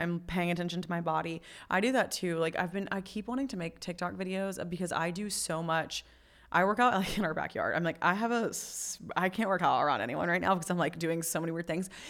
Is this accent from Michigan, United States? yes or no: no; Tennessee, United States; moved away as an adult; also born or lived in Memphis, Tennessee / Nashville, Tennessee; now in Florida, United States; Tennessee's m, m, born and raised home